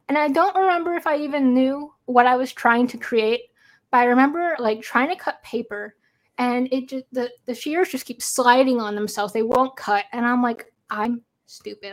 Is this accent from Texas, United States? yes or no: no; St. Louis, Missouri, United States; I'm from Saint Louis